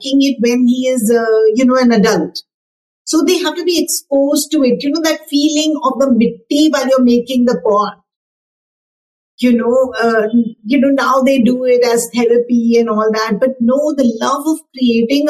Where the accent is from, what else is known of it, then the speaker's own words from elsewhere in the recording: India; I'm so proud that I'm an Indian